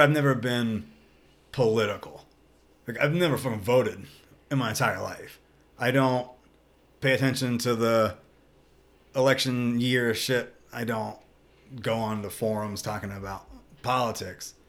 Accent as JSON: {"language": "English", "region": "the South", "country": "United States", "tie": "born or raised there", "said": "growing up in the South"}